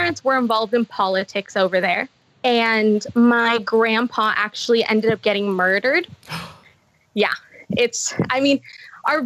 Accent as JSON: {"language": "English", "region": "Michoacán", "country": "Mexico", "tie": "born or raised there", "first_language": "Spanish", "second_language": "English", "moved": "yes", "lives_now": "United States", "said": "I was born in Mexico. In a state called Michoacán."}